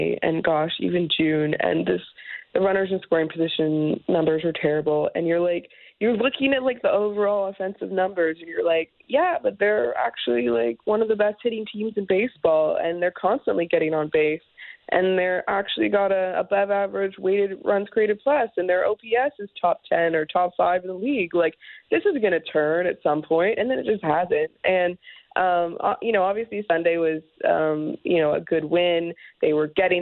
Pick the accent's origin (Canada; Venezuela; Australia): Canada; Toronto, Ontario; I grew up in Toronto